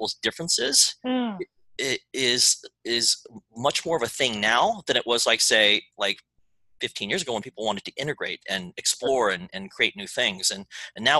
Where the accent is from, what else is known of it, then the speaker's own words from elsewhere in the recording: Texas, United States; also born or lived in Houston, Texas; now in Los Angeles, United States; an Asian kid growing up in Texas who was already multicultural because I went to a white Hispanic black school